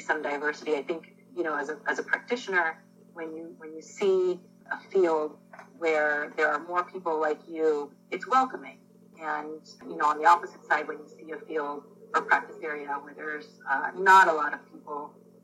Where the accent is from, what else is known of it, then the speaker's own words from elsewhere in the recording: Florida, United States; also born or lived in Jaffna, Sri Lanka / California; We moved to Florida to a small farming town